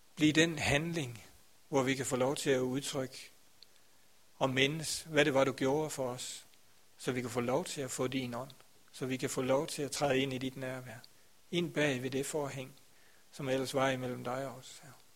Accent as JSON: {"language": "Danish", "town": "Grindsted", "region": "Southern Denmark", "country": "Denmark", "said": "Grænsted, hvor jeg kommer fra"}